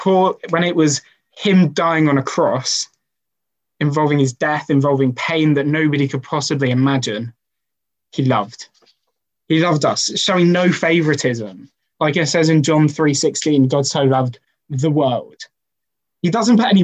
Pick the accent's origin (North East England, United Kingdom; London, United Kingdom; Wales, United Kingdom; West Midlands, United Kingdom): Wales, United Kingdom; Welsh; as a Welshman